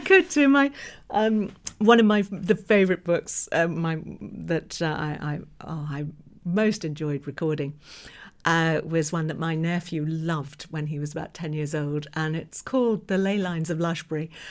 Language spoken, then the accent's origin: English; England, United Kingdom; moved away as an adult; now in New York, United States; I was born in England, lived in England right until around about two thousand eight.